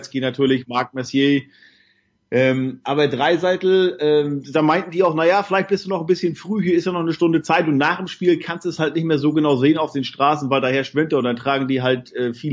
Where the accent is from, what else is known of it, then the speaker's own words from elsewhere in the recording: Northern Germany, Germany; wo ich herkomme aus Norddeutschland, da ist ja dann eher so, naja, Regen und Nebel und 8 Grad, 7 Grad auf Dauer